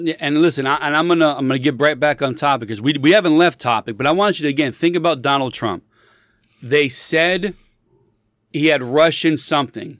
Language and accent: English; United States